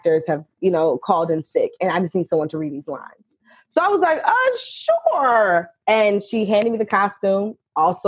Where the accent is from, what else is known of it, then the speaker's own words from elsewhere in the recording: Richmond, Virginia, United States; born and raised in Richmond, Virginia